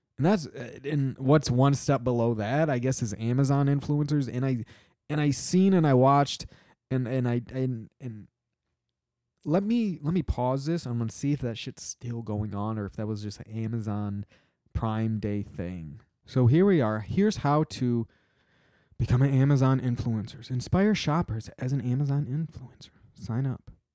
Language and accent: English; Michigan, United States; my home state